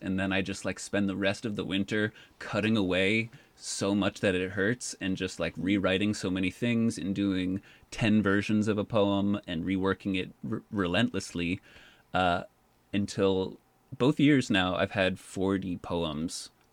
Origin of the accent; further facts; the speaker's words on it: Boston, Massachusetts, United States; I was born in Boston and spent the first 13 years of my life there